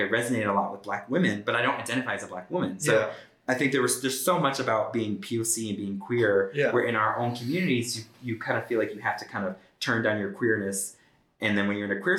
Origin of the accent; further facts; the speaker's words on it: Connecticut, United States; I grew up in Connecticut